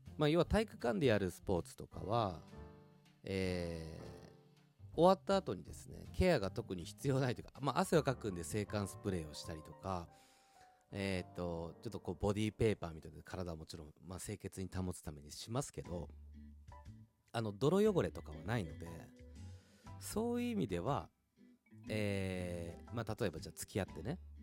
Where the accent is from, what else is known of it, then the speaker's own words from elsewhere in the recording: Tokyo, Japan; うちの奥さんは もう東京の人だし、私も東京の人